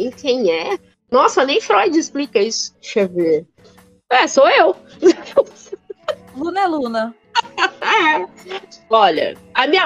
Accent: Italy; born there; Portuguese is a second language; Ué, eu nasci na Itália, falo francês, inglês e, e mal, mais ou menos o português, ainda é pra escolher.

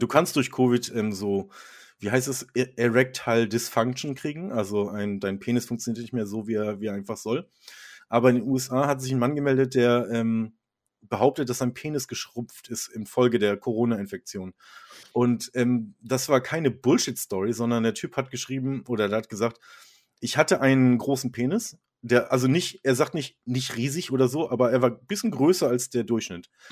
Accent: Germany; als Deutscher ist man ja auch so

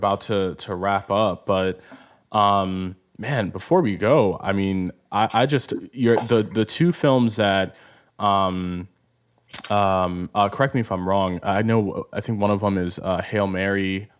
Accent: Nigeria; especially as a Nigerian myself

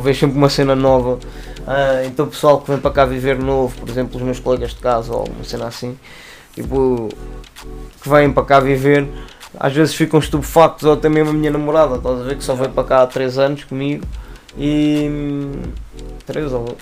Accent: Lisbon, Portugal; also born or lived in Torres Vedras; originalmente eu sou da Lisa. Tipo, nasci cá e morei os meus dois primeiros anos da minha vida

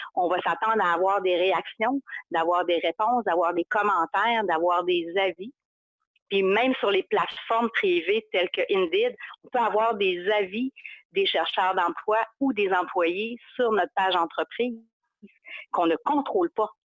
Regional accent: Chicoutimi, Quebec, Canada; accent: Saguenay; je viens du Saguenay, de Chicoutimi plus précisément, c'est ça mon accent

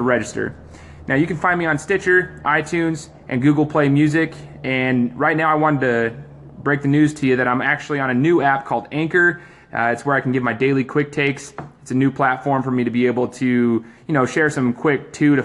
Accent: Treasure Valley, Idaho, United States; growing up in the Treasure Valley

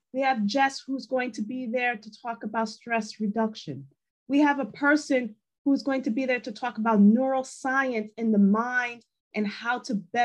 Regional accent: New York, United States; English is a second language; I'm from New York

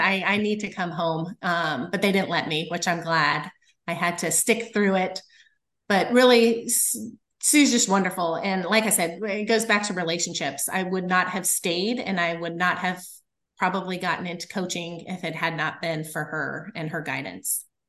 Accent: Littleton, Colorado, United States; moved away as an adult; now in Kansas, United States; I grew up in outside of Denver, Colorado, in Littleton

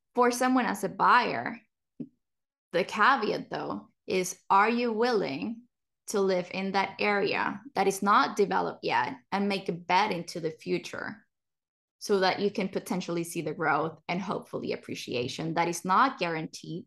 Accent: Puerto Rico; now in Texas, United States; growing up in Puerto Rico

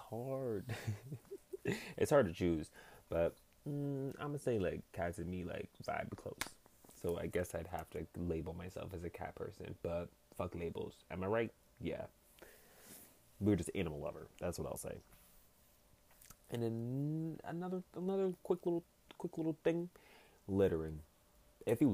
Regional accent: Massachusetts, United States; I'm from Massachusetts

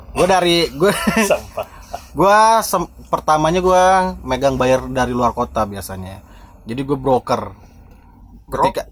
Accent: Sumedang, West Java, Indonesia; also born or lived in Bandung; Gua lahir di Sumedang

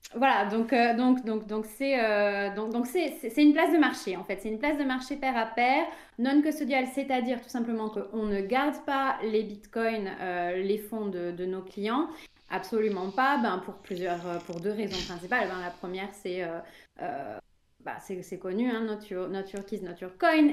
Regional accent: France; je suis française

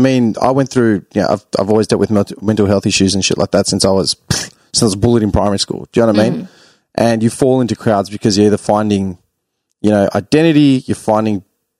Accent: Clayton, Victoria, Australia; I grew up in Clayton, bro.

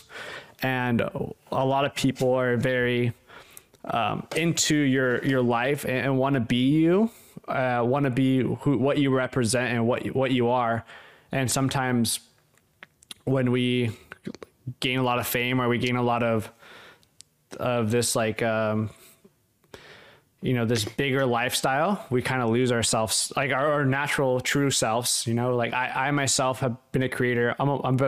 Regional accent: Los Angeles, California, United States; I grew up in Hollywood

